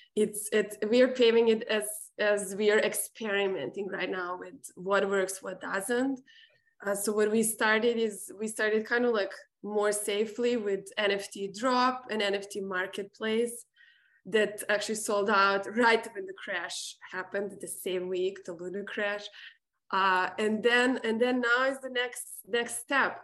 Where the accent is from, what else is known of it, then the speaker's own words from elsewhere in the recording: Serbia; moved away; me growing up in Serbia